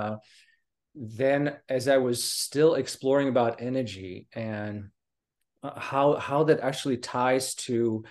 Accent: Slovakia; English is a second language; moved away as an adult; also born or lived in United Kingdom; I come from Slovakia, and I spent basically most of my life, most of my early part of my life there until 20 or so. And I left to the UK.

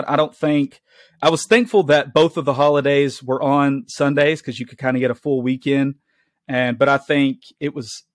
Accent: the South, United States; being a Southerner

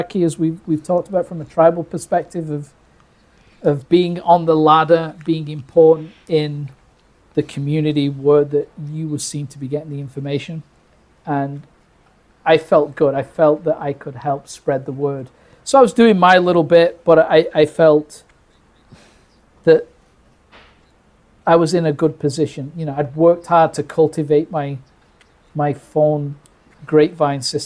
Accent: United Kingdom; I grew up in Britain

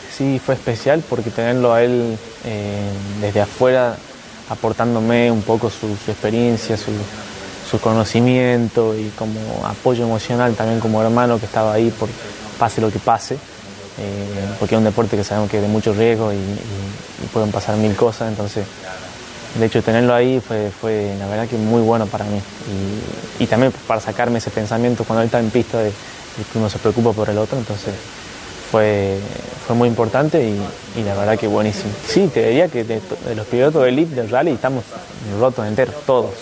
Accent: Argentina; el primer argentino campeón del mundo

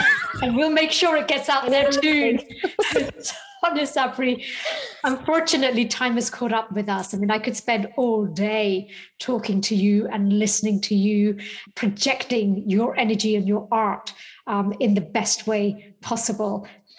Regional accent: Birmingham, West Midlands, United Kingdom; And I grew up in Birmingham, but family now live in Dubai.

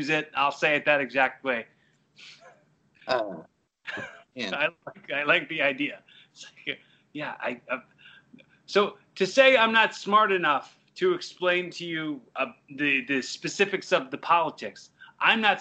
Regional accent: Philadelphia, Pennsylvania, United States; I grew up in the Philly area

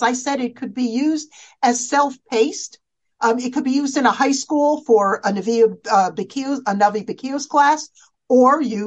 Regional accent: United States; as American girls

